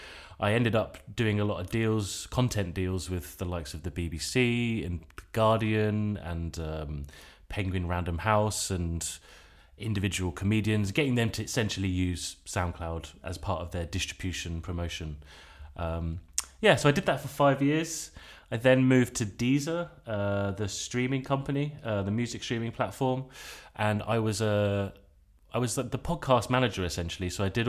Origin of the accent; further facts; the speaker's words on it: England, United Kingdom; now in Basel, Switzerland; and then I moved back to Basel, where my family are based. We're all English, but my parents have lived in Basel since 97.